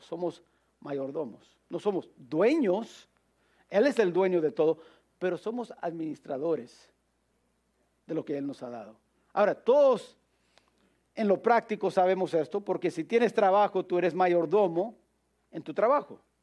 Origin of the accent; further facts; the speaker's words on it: United States; como americanos